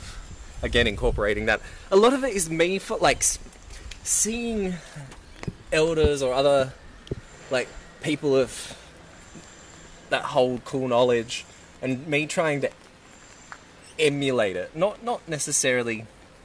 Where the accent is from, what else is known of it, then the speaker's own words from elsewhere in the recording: Kurnell, New South Wales, Australia; where I grew up in Cornell